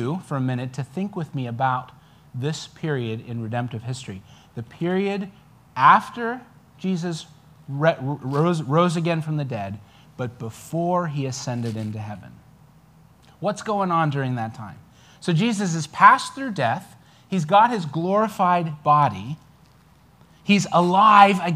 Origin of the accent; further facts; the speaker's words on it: New Zealand; now in United States; I'm a New Zealander